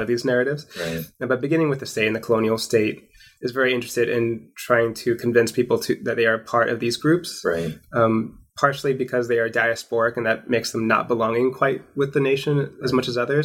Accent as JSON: {"language": "English", "town": "Portland", "region": "Oregon", "country": "United States", "tie": "born or raised there", "said": "I was born in Portland, Oregon"}